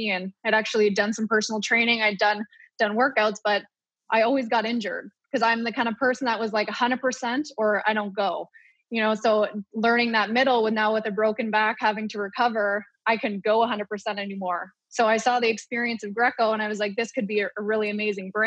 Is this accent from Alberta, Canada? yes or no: no; Ottawa, Ontario, Canada; moved away as an adult; also born or lived in Purdue University, Indiana, United States; I was born in Ottawa, born and raised, competitive swimmer for 17 years